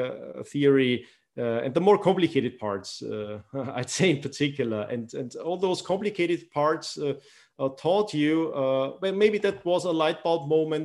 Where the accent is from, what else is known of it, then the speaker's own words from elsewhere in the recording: Austria; also born or lived in Iran; growing up in Austria